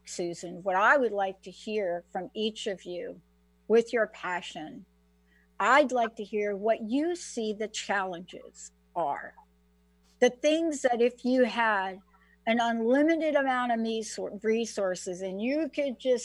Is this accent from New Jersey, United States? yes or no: yes; New Jersey, United States; growing up in New Jersey, I was walking on the beach at the Jersey Shore